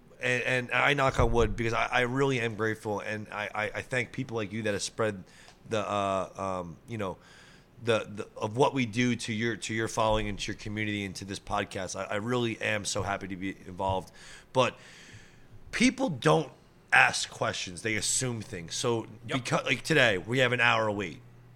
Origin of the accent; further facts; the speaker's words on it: Rumson, New Jersey, United States; I'm from Rumson